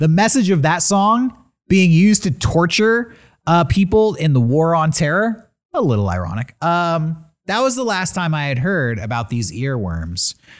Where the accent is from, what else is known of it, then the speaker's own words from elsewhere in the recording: California, United States; I'm from California.